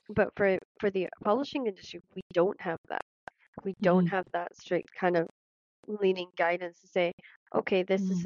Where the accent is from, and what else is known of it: Scotland, United Kingdom